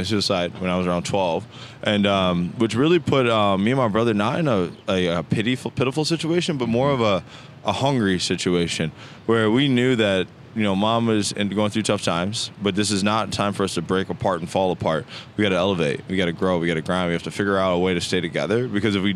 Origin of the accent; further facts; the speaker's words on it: Racine, Wisconsin, United States; I actually grew up in Racine, Wisconsin